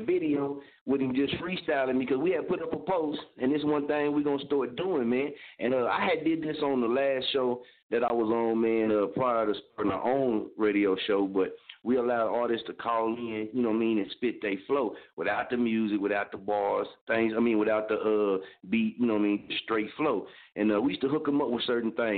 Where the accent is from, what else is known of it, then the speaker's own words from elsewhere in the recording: Oklahoma, United States; I'm from Oklahoma